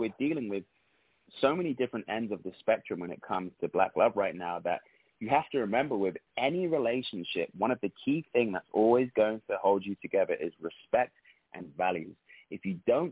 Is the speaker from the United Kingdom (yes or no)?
yes; London, United Kingdom; moved away as an adult; now in United States; I'm from London